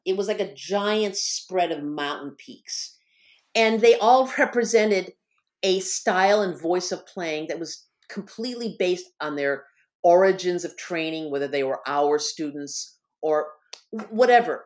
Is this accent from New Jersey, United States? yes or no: no; Michigan, United States; moved away as an adult; also born or lived in Bloomington, Indiana; I was gonna move away from Bloomington, Indiana, to my home state of Michigan